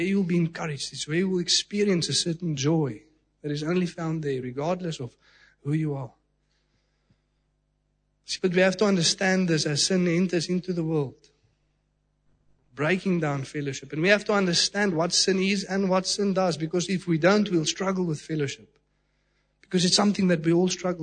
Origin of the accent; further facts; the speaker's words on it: Secunda, Mpumalanga, South Africa; From a young age, you know, living in Secunda, even in primary school